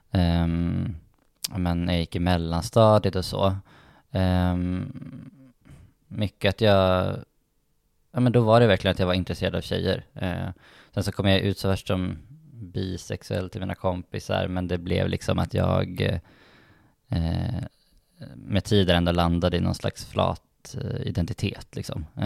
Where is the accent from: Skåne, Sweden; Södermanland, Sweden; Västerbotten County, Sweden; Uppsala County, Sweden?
Västerbotten County, Sweden; Umeå; jag tycker ju om Umeå jättemycket faktiskt. Eh, och jag var väldigt glad att jag växte upp där.